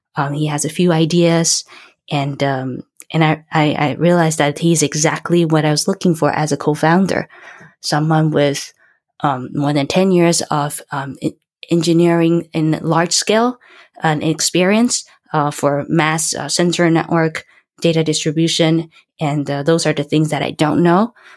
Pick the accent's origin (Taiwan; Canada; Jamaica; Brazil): Taiwan; moved away as an adult; I was born and raised in Taiwan